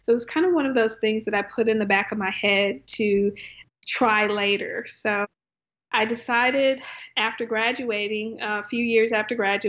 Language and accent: English; Conroe, Texas, United States; moved away as an adult; also born or lived in Arkansas; grew up in Conroe, Texas, which is 45 miles north of Houston